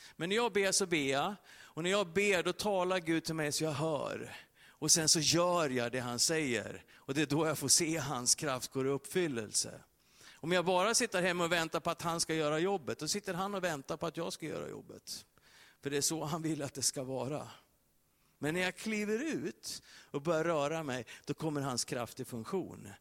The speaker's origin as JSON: {"language": "Swedish", "country": "Sweden", "said": "Vi som är svenskar"}